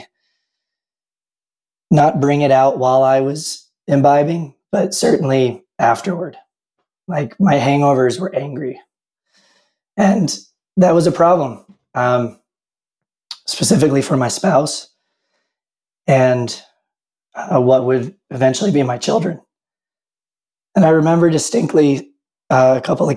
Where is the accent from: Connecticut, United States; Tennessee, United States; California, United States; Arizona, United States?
Tennessee, United States; moved away as an adult; now in Utah, United States; I grew up drinking moonshine in the Tennessee Hills, and I moved out to Utah sometime around 2005.